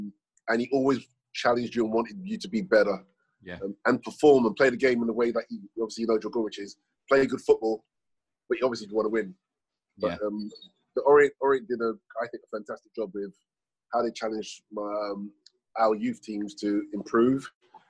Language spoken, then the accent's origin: English; London, United Kingdom; also born or lived in Sierra Leone; I believe I was 4 or 5 years of age when I moved from Sierra Leone to London. And growing up in London was pretty a challenge, to say the least, at that period of time, yes.